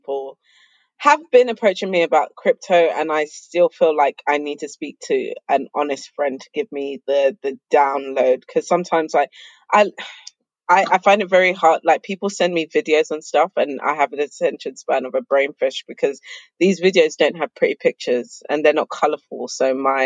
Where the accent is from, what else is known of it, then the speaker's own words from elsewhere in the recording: Zimbabwe; I'm from Zimbabwe